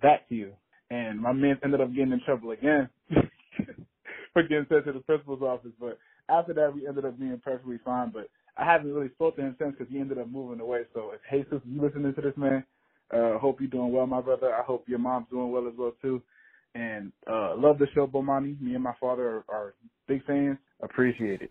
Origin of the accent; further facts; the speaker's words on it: New Jersey, United States; I'm from New Jersey